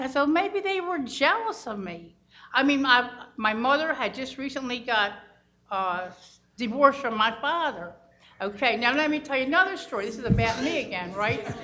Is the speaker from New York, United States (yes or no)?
no; Baltimore, Maryland, United States; also born or lived in Idaho; I came to Baltimore in 1951 and I went to public schools all my life.